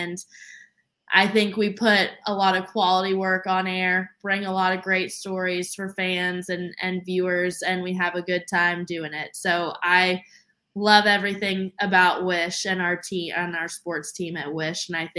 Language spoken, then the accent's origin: English; Tennessee, United States; now in Indianapolis, United States; I'm still getting used to the fact that there's no mountains here because I came from East Tennessee.